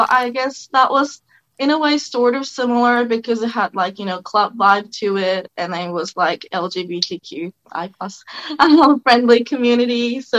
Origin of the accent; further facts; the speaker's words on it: Hong Kong; moved away as an adult; also born or lived in Japan / Sydney, Australia; now in Australia; Well, Summer, I'm 30, veterinarian. I'm Japanese. I grew up in Hong Kong, moved to Australia 10 years ago. I'm bisexual and recently kind of came out as polyamorous